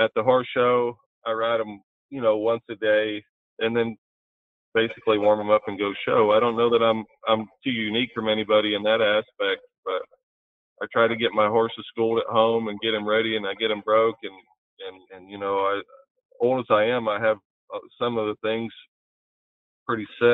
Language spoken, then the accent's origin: English; Long Island, New York, United States; growing up on Long Island